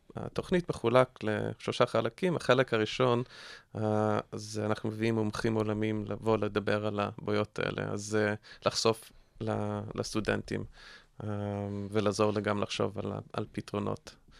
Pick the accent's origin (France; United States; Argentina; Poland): United States; accent: American; Hebrew is a second language; now in Israel; אתם שומעים מהמבטא שלי שאני אמריקאי